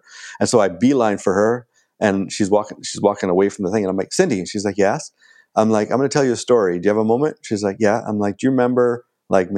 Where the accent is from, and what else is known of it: Ontario, Canada; moved away as an adult; also born or lived in Los Angeles / Toronto; now in Vancouver, Canada